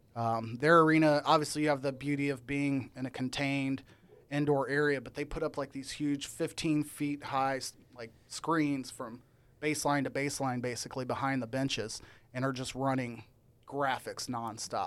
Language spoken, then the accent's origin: English; Illinois, United States; moved away; I'm from Illinois originally